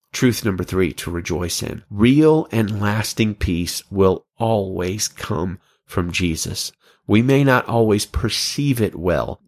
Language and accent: English; Alabama, United States; I'm from Alabama